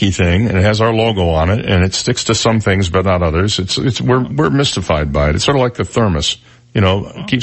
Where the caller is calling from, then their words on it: Naples, Florida, United States; from Naples.